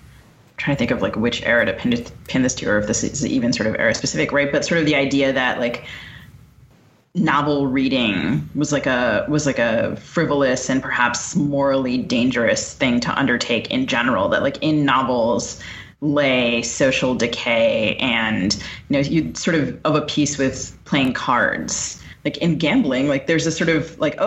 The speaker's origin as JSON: {"language": "English", "town": "Bethesda", "region": "Maryland", "country": "United States", "tie": "born or raised there", "said": "I grew up in Bethesda"}